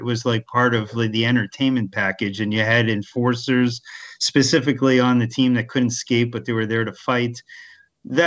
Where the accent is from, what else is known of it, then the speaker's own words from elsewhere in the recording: Montreal, Quebec, Canada; moved away as an adult; also born or lived in Welland / Erie; now in United States; growing up in Montreal